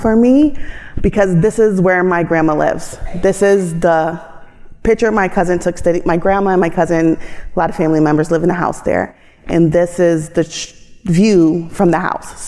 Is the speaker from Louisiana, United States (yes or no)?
no; Buffalo, New York, United States; I'm from Buffalo, New York